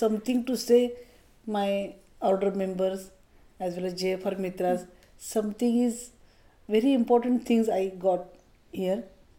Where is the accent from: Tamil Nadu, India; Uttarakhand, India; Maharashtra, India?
Maharashtra, India; Mumbai; I came from India.